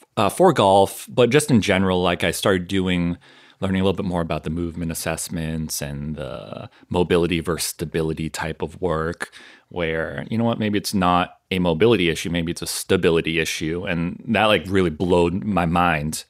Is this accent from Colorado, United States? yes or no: no; southern Maine, United States; moved away as an adult; also born or lived in Connecticut / Boston / Florida; I grew up in Maine, southern Maine, which a lot of people are surprised with. Yes, there are Koreans in, in Maine